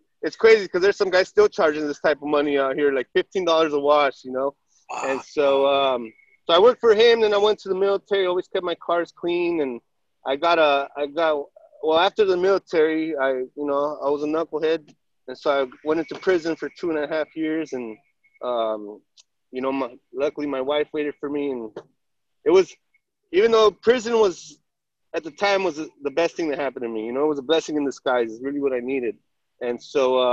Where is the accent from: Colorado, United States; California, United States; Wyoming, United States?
California, United States; Orange County, Southern; I grew up right here in Orange County in Southern California